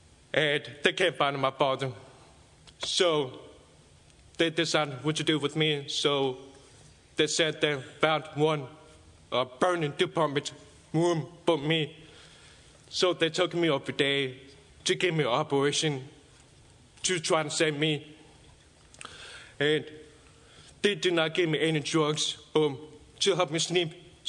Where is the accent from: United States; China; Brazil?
China; born there; English is a second language; So I was born in China, in the village, in 1993.